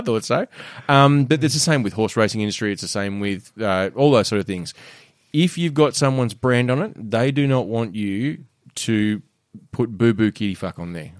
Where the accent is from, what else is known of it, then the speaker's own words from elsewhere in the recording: Australia; an Aussie man